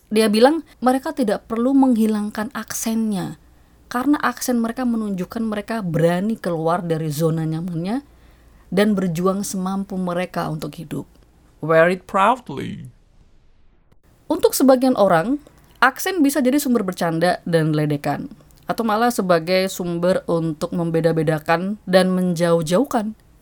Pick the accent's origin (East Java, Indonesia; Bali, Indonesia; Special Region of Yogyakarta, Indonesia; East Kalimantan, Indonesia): Special Region of Yogyakarta, Indonesia; Yogyakarta; moved away as an adult; now in New York, United States; Saya yang besar di kota Jogja, sehari-hari bicara dalam bahasa Indonesia kalau di rumah